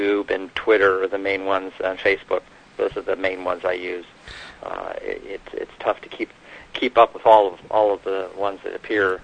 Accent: Los Angeles, California, United States; I'm from Los Angeles, near the beach areas, born and raised

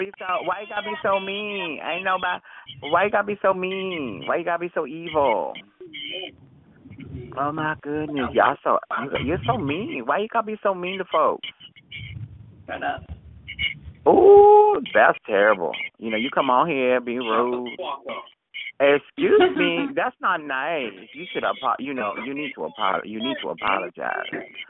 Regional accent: Honolulu, Hawaii, United States; Yes, honey. I come from Honolulu, Hawaii.

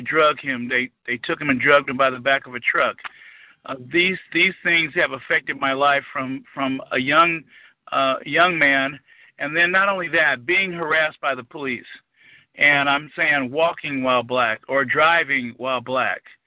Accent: Los Angeles, California, United States; I'm born and raised in Los Angeles, California

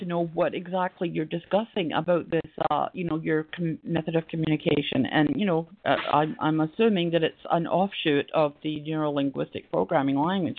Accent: Scotland, United Kingdom; so I'm from the UK. Originally, I'm from Scotland, right?

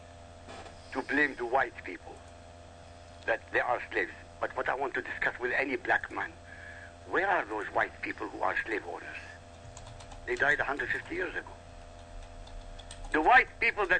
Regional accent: Iraq; first language Arabic; English is a second language; now in United States; Arabic is my mother tongue. I come from Iraq.

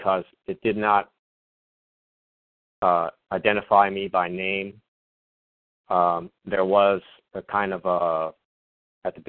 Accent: Iowa, United States; also born or lived in Sioux City, Iowa; now in South Dakota, United States; I'm from Iowa, too

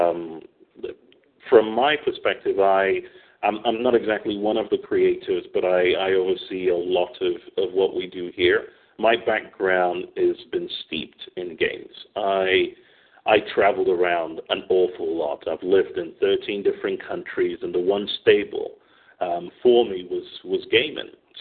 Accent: England, United Kingdom; moved away as an adult; also born or lived in Manchester / London; now in Stockholm, Sweden; I'm from the UK. I was born in England.

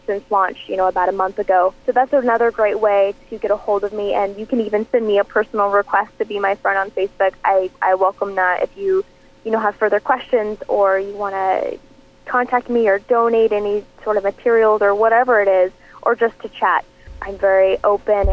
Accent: Portland, United States; this is my hometown

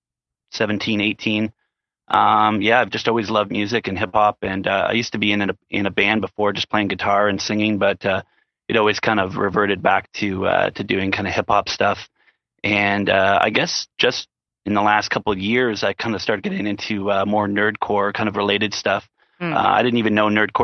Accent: Canada; I'm Canadian.

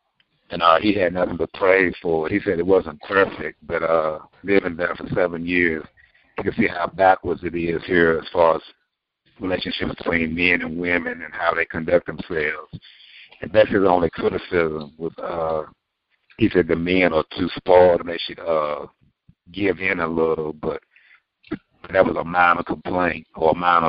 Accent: Virginia, United States; I'm from Virginia

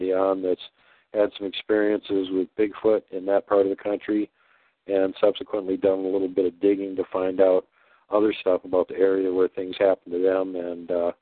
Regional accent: Minnesota, United States; also born or lived in Wisconsin; I grew up in Minnesota.

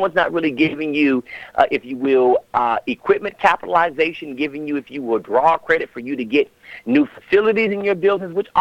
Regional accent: Las Vegas, Nevada, United States; now in Atlanta, United States; I'm from Vegas

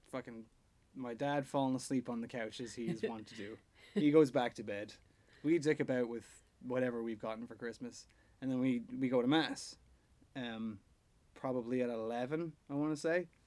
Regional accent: Ireland; I would miss the community feeling that growing up in Ireland and going to church every Sunday kind of had.

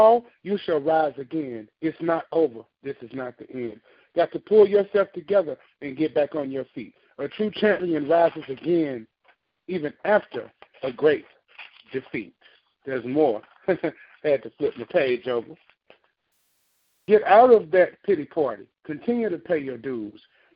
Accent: Memphis, Tennessee, United States; I am from Memphis

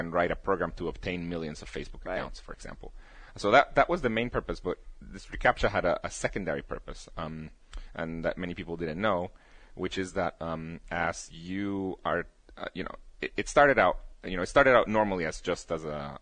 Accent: Guatemala; English is a second language; moved away as an adult; now in Pittsburgh, United States; I went to an American school in Guatemala

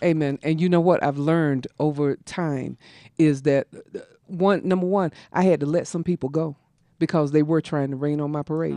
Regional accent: South Carolina, United States; growing up in South Carolina in a house that had no plumbing

